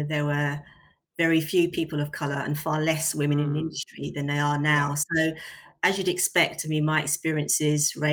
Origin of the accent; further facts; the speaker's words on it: London, United Kingdom; where are you really from? South London is the answer